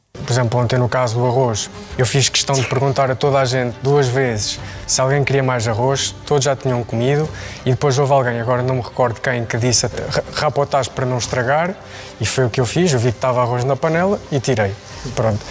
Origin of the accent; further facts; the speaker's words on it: Barcelos, Norte, Portugal; tenho 50 anos, venho de Barcelos